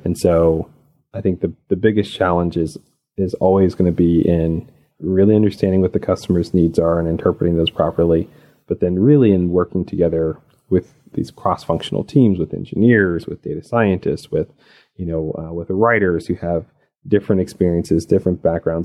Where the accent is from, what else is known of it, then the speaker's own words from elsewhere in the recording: Arkansas, United States; also born or lived in Birmingham, Alabama / out west; now in Atlanta, United States; I grew up in rural Arkansas